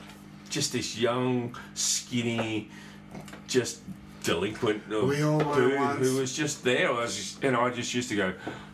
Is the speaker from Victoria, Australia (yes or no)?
no; Armidale, New South Wales, Australia; born there; I was born in a small country town in Armidale, in New South Wales. Small country town from a very, very small family.